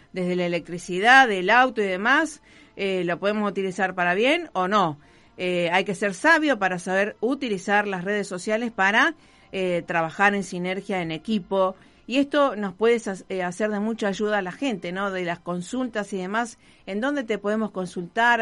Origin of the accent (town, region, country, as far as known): Rosario, Santa Fe, Argentina; born or raised there